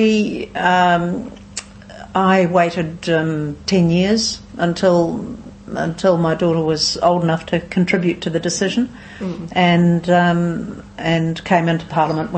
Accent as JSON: {"language": "English", "town": "New Plymouth", "region": "Taranaki", "country": "New Zealand", "tie": "born or raised there", "also_born_or_lived": "Auckland / Wellington", "moved": "yes", "lives_now": "Nelson, New Zealand", "said": "Born in New Plymouth originally, but spent most of my adult life in Auckland, 27 years or so in Auckland"}